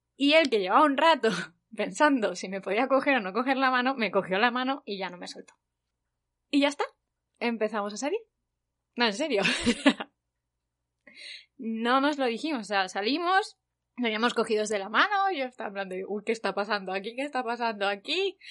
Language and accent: Spanish; Spain; now in South Korea; soy de España